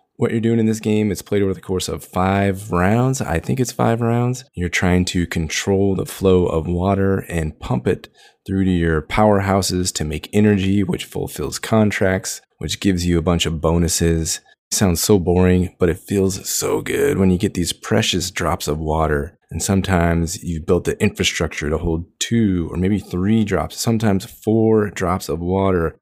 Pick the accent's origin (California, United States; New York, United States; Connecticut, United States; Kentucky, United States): California, United States; Long Beach; my hometown of Long Beach, California